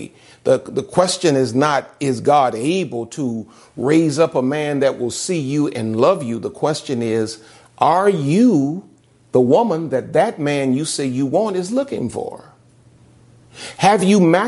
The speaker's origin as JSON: {"language": "English", "region": "the South", "country": "United States", "said": "I'm from the South."}